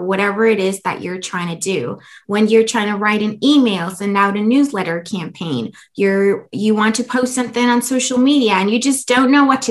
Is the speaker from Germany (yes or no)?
yes; Germany; moved away as an adult; now in United States; I come from Germany